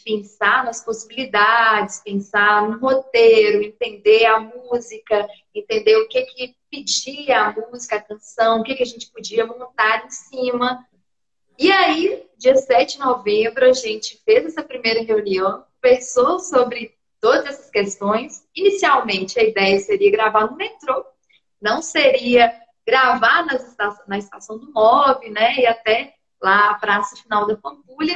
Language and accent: Portuguese; Ponte Nova, Minas Gerais, Brazil; moved away as an adult; now in Belo Horizonte, Brazil; lá na minha cidade, em Ponte Nova